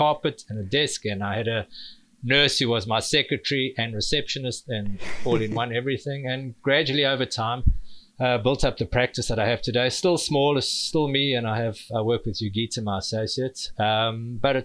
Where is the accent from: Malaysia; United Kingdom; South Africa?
South Africa; accent: South African; moved away as an adult; also born or lived in New Orleans, United States; You'll hear from my accent, South African. So I did my dentistry in South Africa, worked for about 4 years